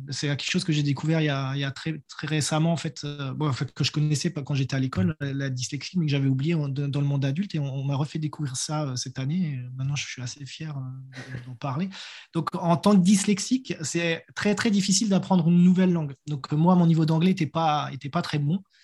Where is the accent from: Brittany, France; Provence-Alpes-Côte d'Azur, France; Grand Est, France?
Grand Est, France; Strasbourg; moved away as an adult; now in New Zealand; je viens de Strasbourg